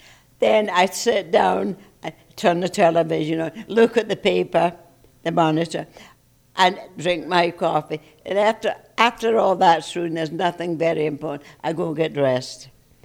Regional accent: Scotland, United Kingdom; No, I'm not. I'm a Scotsman.

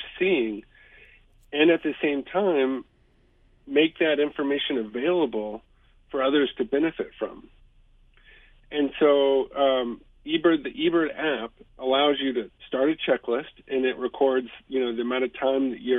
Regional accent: Houston, Texas, United States; when I grew up in Houston

